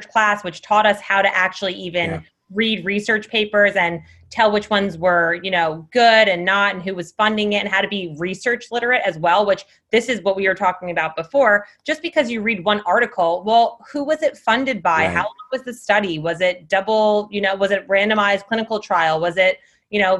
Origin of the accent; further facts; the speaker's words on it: New Jersey, United States; moved away; I am from New Jersey